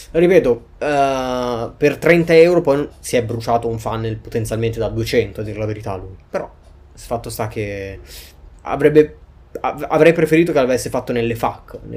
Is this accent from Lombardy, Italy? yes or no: yes; Milan, Lombardy, Italy; Insomma, ho fatto questi esperimenti gourmet da milanese, ma con roba calabrese.